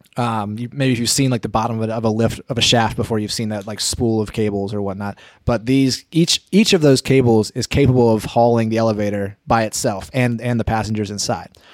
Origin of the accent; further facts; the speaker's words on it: near Asheville, North Carolina, United States; between my hometown and Asheville, North Carolina